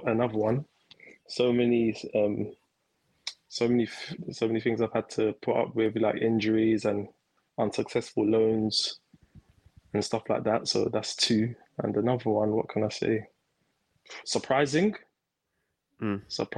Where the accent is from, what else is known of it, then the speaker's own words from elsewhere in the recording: London, United Kingdom; I grew up in East London, Canning Town